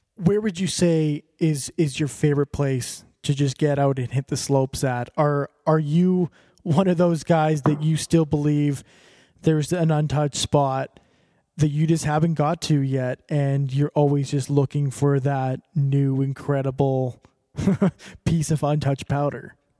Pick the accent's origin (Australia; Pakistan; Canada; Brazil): Canada; Calgary, Alberta; I'm I'm from Alberta, from, well from Calgary